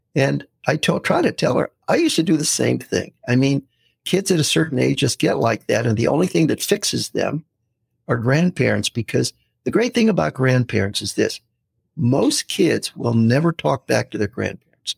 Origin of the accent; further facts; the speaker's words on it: United States; we're from the U.S.